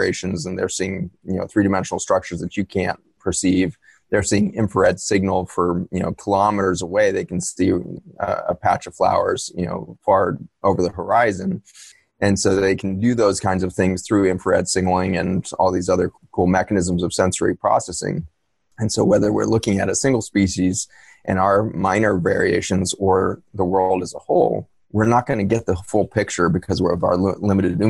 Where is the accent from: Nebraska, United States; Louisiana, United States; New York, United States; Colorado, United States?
Colorado, United States; Boulder; Boulder, Colorado, where I was born.